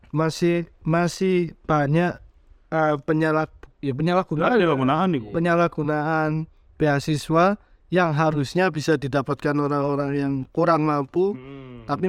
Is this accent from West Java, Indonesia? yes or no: no; Surabaya, East Java, Indonesia; Ya, bahwa aku sebagai orang Surabaya setuju ya artikelnya.